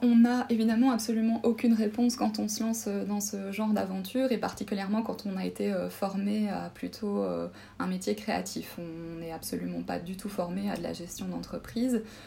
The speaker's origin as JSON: {"language": "French", "town": "Charleroi", "region": "Wallonia", "country": "Belgium", "also_born_or_lived": "Namur / Mons / Brussels", "moved": "as an adult", "lives_now": "Luxembourg City, Luxembourg", "said": "je viens euh, personnellement de la région de Charleroi."}